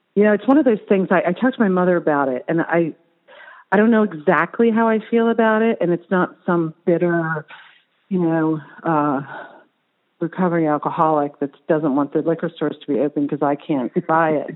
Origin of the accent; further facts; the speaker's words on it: New Jersey, United States; moved away; growing up in New Jersey